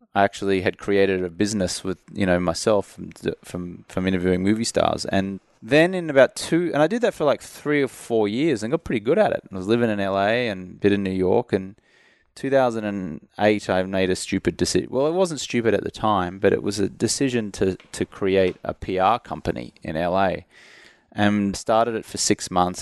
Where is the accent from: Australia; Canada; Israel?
Australia; moved away as an adult; also born or lived in London; now in United States; I'm from Australia, but when I moved over to the U S in two thousand three